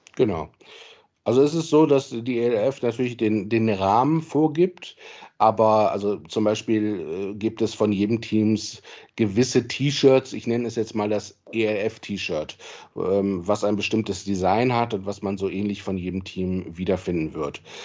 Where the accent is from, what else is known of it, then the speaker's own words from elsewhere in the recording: Solingen, North Rhine-Westphalia, Germany; moved away as an adult; also born or lived in Marburg / Cologne; Ich komme aus Solingen gebürtig, äh, wohne auch inzwischen wieder in Solingen